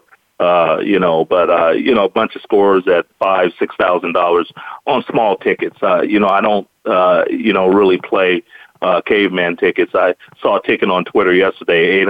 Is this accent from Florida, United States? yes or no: no; Bay Area, California, United States; I'm from the Bay Area